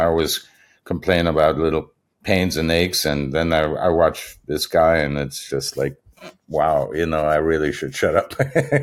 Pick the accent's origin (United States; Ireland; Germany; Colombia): Germany; moved away; I was probably in high school in Germany